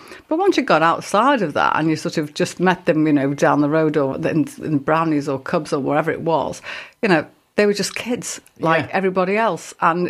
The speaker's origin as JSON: {"language": "English", "town": "Liverpool", "region": "North West England", "country": "United Kingdom", "tie": "born or raised there", "said": "But I grew up in Liverpool, where the whole Catholic Protestant thing was very, very alive back in the day, very alive."}